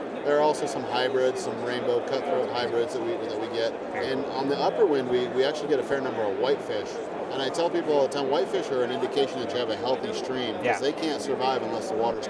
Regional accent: Wind River Indian Reservation, Wyoming, United States; I was born and raised on the Wind River Indian Reservation in Wyoming

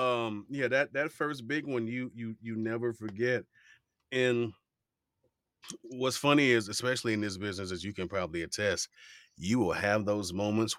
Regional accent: Miami, Florida, United States; Growing up in Miami, you hear all type of dialects and accents

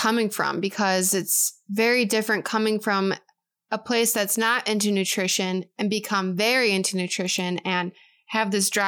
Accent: Chicago, Illinois, United States; moved away as an adult; now in California, United States; I come from Chicago

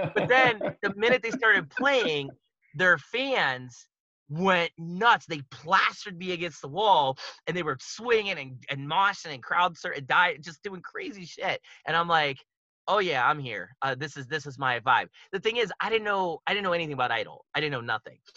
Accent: Pittsburgh, Pennsylvania, United States; moved away as an adult; now in Japan; I'm originally from Pittsburgh, like Pennsylvania, like that area

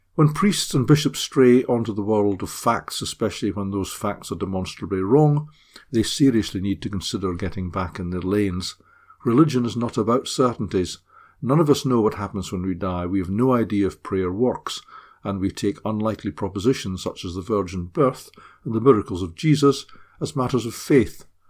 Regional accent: Scotland, United Kingdom; now in Middlesbrough, United Kingdom; I'm a Scot

